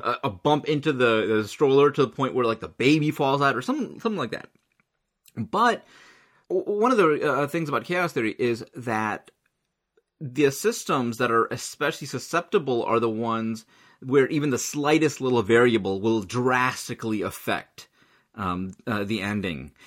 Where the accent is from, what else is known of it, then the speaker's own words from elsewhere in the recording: United States; I'm totally American